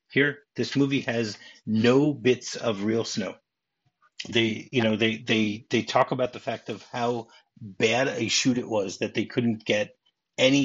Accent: Detroit, Michigan, United States; I grew up in Detroit

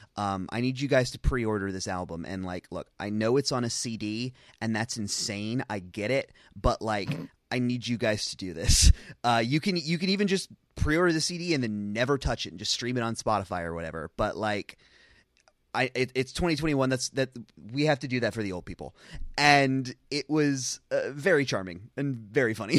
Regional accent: Charlotte, North Carolina, United States; moved away; I'm from North Carolina. Every time I go back to Charlotte

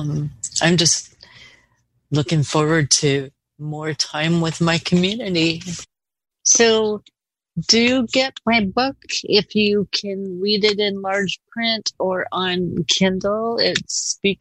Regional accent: Portland, Oregon, United States; also born or lived in Gresham, Oregon; I am from Portland. I grew up here in the Park Rose area

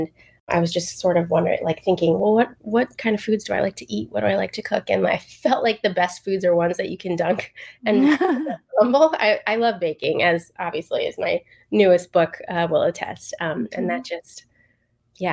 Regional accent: just outside of Philadelphia, Pennsylvania, United States; I grew up just outside of Philadelphia

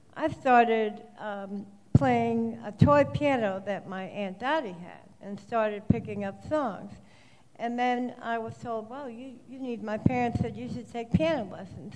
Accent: New York, United States; now in Maryland, United States; I grew up in New York, and but I'm in Winter Mill, Maryland now, in Baltimore County

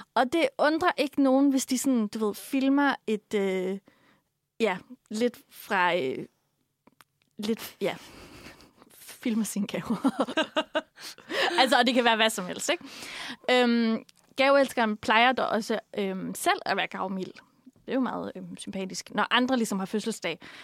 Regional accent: Funen, Southern Denmark, Denmark; som vi gør på Fyn

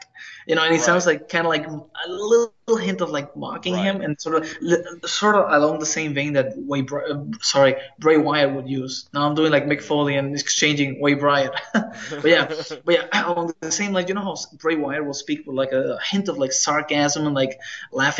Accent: Puerto Rico; I'm Latino, you know, I'm from Puerto Rico

